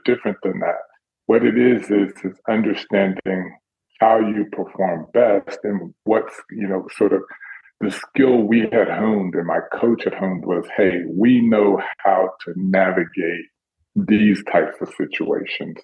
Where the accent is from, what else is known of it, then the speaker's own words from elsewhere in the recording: Dallas, Texas, United States; I'm from Dallas, so it's not my city